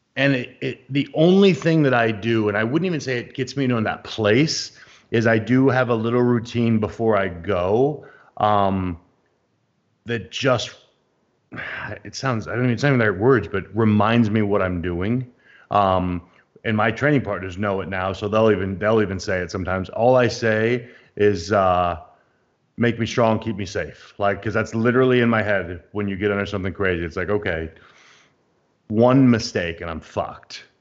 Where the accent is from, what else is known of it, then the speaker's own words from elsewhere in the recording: United States; as an American